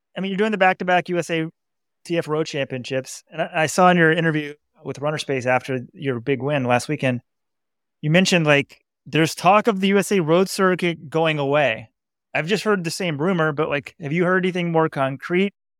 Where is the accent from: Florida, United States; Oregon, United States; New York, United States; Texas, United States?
Texas, United States; Dallas; moved away as an adult; now in Fort Worth, United States; I grew up in Dallas